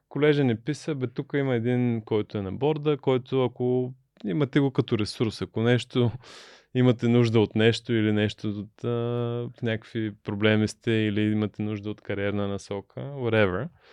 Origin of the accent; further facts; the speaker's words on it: Burgas, Burgas Province, Bulgaria; moved away as an adult; also born or lived in United States; Аз съм от Бургас, баща ми е морски човек, капитан на кораб